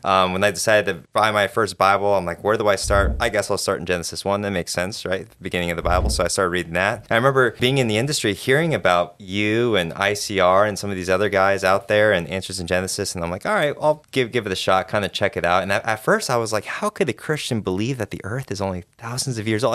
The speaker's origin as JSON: {"language": "English", "region": "Arizona", "country": "United States", "tie": "born or raised there", "moved": "as an adult", "lives_now": "Kentucky, United States", "said": "I was born raised in Arizona"}